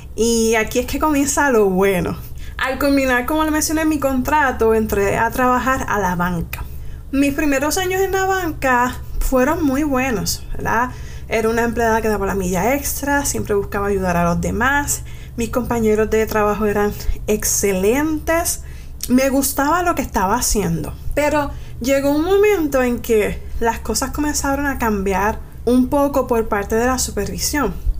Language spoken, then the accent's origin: Spanish; Manatí, Puerto Rico; yo vengo de la área de Manatí